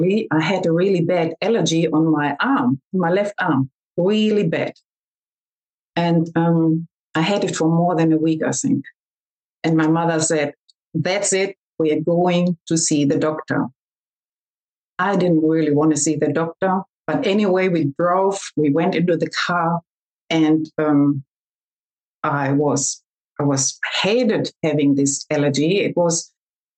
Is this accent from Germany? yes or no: yes; Germany; accent: German; also born or lived in Australia; I'm talking to you from Germany, and I hope you can understand my German accent